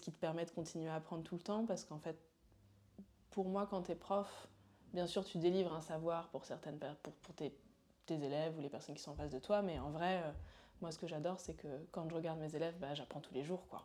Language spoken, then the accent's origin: French; Paris, Île-de-France, France; also born or lived in Montreal; je suis une petite Parisienne euh, qui a toujours vécu ici